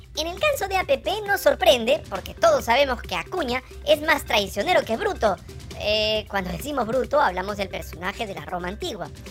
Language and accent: Spanish; Peru; Esta es mi tierra, así es mi Perú.